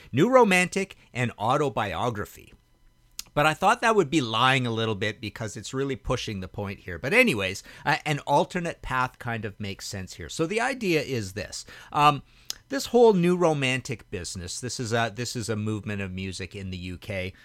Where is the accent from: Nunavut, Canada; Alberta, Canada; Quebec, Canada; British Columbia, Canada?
British Columbia, Canada; Trail; moved away as an adult; also born or lived in Hamilton, Ontario; where I grew up in Trail, BC